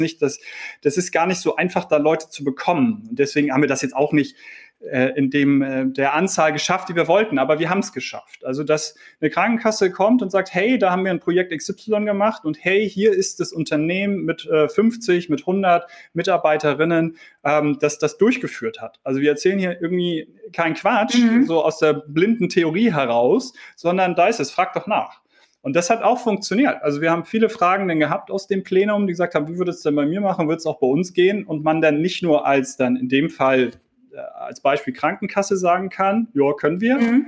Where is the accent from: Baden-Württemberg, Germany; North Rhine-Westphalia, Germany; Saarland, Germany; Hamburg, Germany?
Hamburg, Germany; Ich komme aus Hamburg